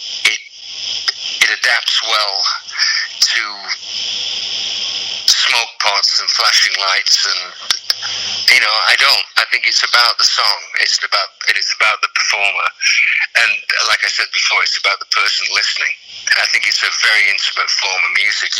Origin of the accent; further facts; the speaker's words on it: United Kingdom; And being British